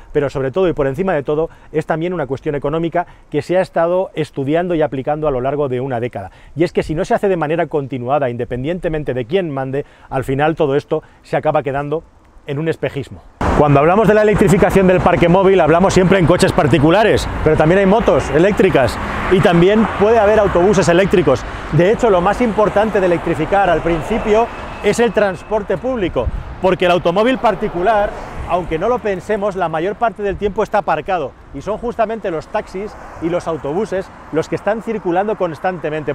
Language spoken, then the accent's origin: Spanish; Spain